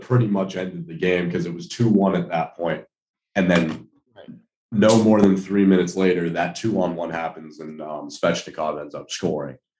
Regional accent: Boston, Massachusetts, United States; I'm from Boston

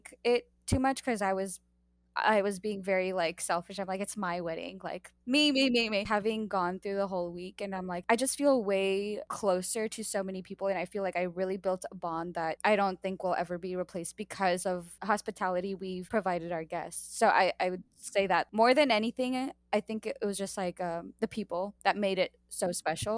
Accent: United States; I am American

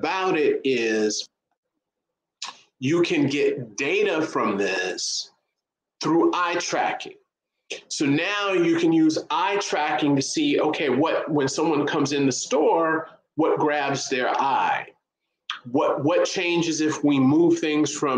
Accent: Chicago, Illinois, United States; I'm from Chicago

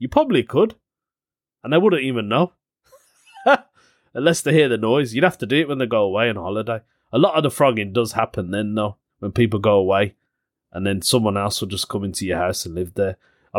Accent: Birmingham, West Midlands, United Kingdom; People say to me, where are you from? And I'll go, Birmingham.

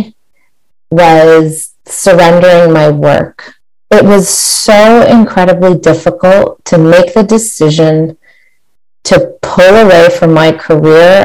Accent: Barrie, Ontario, Canada; my hometown of Barrie, Ontario

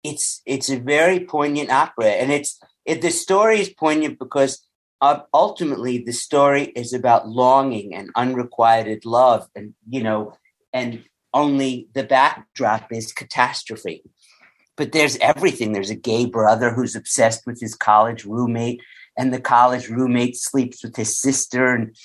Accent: Island Park, New York, United States; also born or lived in East Rockaway, Long Island; I grew up in Island Park, which is the town right before Oceanside. And my sisters all went to Oceanside High School.

